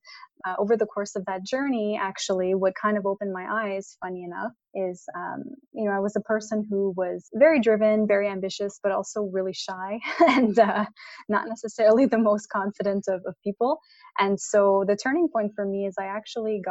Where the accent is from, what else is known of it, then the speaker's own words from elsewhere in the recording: Montreal, Quebec, Canada; I'm born and raised in Montreal, Canada